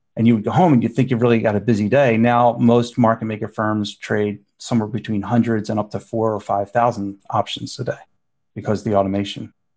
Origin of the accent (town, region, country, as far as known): Philadelphia, Pennsylvania, United States; born or raised there